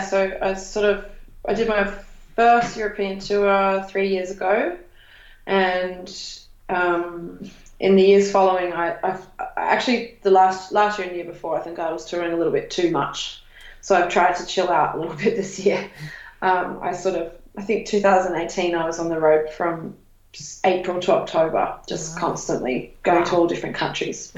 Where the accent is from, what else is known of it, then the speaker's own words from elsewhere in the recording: Australia; I, as an Australian traveller